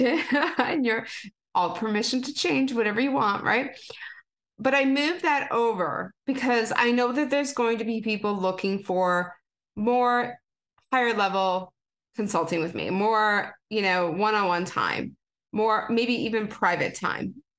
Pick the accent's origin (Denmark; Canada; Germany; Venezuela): Canada; I'm a Canadian girl